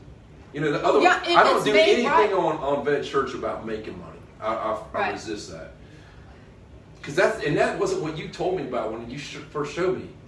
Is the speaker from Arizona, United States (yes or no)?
no; Eglin, Florida, United States; Well, I grew up on Eglin, so I've heard a lot of bombs.